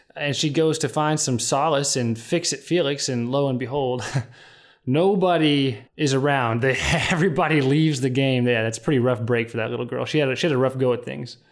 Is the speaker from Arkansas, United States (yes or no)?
yes; Fayetteville, Arkansas, United States; moved away; my hometown of Fayetteville, Arkansas